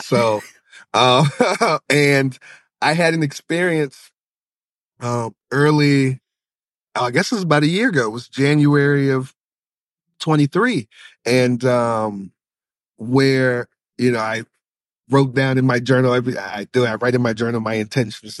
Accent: Charlottesville, Virginia, United States; I'm from Charlottesville, Virginia

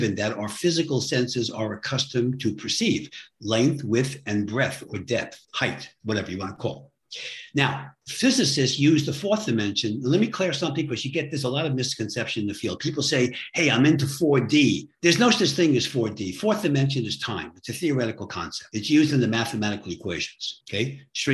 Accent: New York City, New York, United States; I'm from New York City.

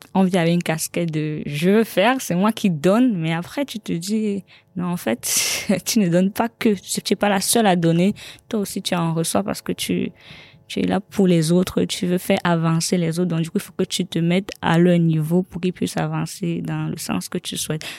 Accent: Cameroon; now in Paris, France; mon pays d'origine

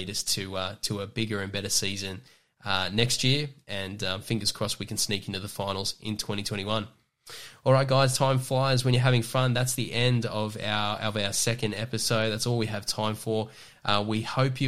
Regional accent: Newcastle, New South Wales, Australia; I'm from Newcastle in the Hunter

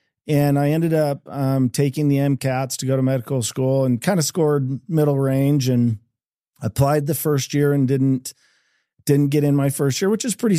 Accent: Eagle, Idaho, United States; We grew up in, I grew up in Eagle, Idaho, just outside of Boise.

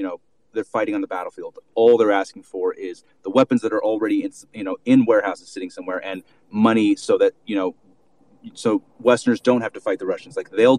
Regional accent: United States; now in Ukraine; I'm American

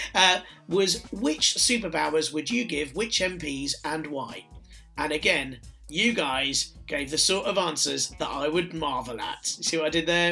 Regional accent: London, United Kingdom; I'm I'm a Londoner. I'm a, a second generation Londoner.

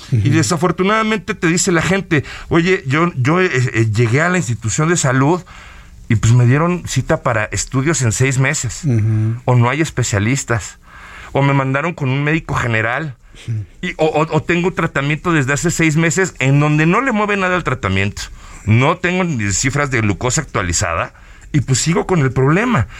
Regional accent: Mexico; nosotros como mexicanos, nuestra manera de comer

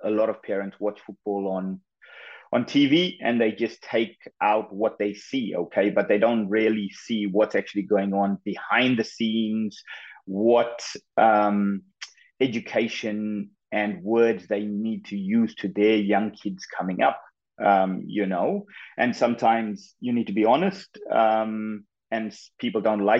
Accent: KwaZulu-Natal, South Africa; moved away as an adult; also born or lived in Gold Coast, Australia; now in Spain; I was born and I grew up in KwaZulu-Natal in South Africa.

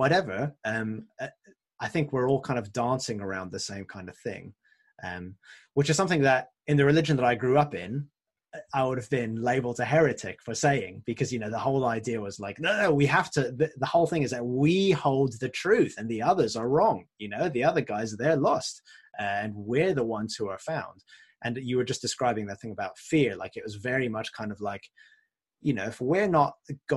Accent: France; moved away; I grew up in France, and my French is a bit rusty.

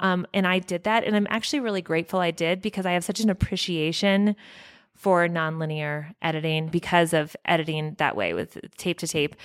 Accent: Evergreen, Colorado, United States; I grew up only, like, two hou-, um, No, more like an hour from here in Evergreen

